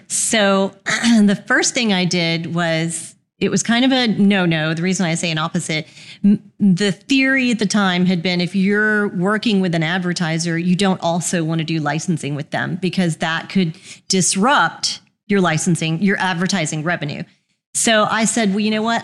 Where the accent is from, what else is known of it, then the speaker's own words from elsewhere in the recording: Houston, Texas, United States; moved away as an adult; now in Birmingham, United States; Texan by birth. Um, I grew up in Houston, went to University of Houston